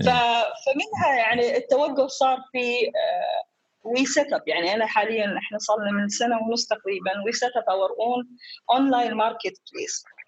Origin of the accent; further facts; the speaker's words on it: Dhofar, Oman; also born or lived in Portsmouth, United Kingdom; أنا ابنة عمان